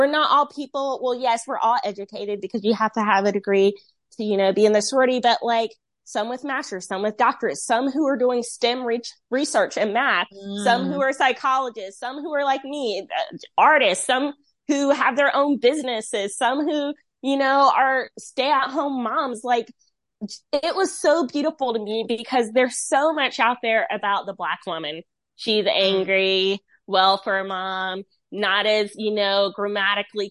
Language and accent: English; Rocky Mount, North Carolina, United States; I'm from Rocky Mount.